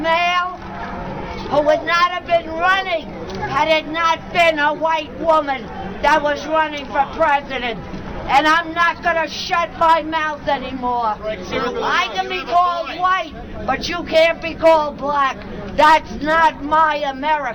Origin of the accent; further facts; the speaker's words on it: New York City, New York, United States; I'm from Manhattan